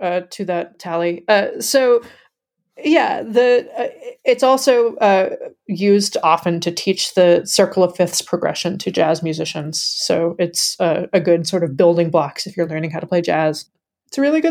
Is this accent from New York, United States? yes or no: no; Kentucky, United States; I'm from Kentucky